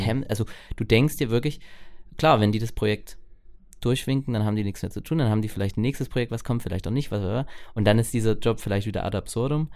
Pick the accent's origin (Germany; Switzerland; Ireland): Germany; Ore Mountains, Saxony; hier bei uns im Erzgebirge